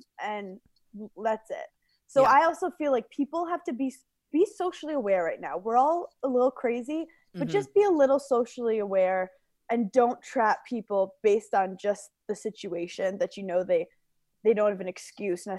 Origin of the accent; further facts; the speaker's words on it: New York City, New York, United States; now in Long Island, United States; I'm from New York City. I love New York City.